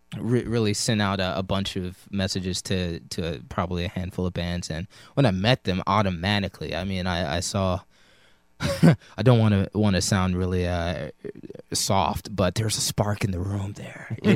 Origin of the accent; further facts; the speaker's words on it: Maryland, United States; moved away; also born or lived in Alabama; actually, I'm from back east. I'm from Maryland.